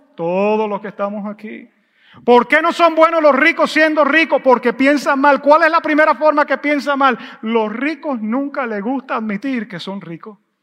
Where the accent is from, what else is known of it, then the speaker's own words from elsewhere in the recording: United States; como buen gringo y buen americano